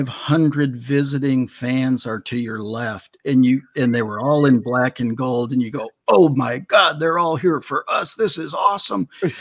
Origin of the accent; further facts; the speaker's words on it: Wauwatosa, Wisconsin, United States; moved away as an adult; now in Dallas, United States; Milwaukee, Wisconsin. Beautiful. Wow. Actually, the first suburb left, Wauwatosa.